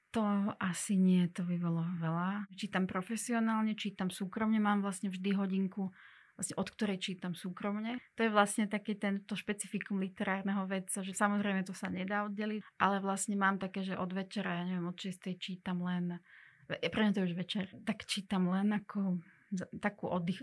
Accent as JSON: {"language": "Slovak", "country": "Slovakia", "first_language": "Hungarian and Russian", "second_language": "Slovak", "said": "ja som Slovenka voľbou"}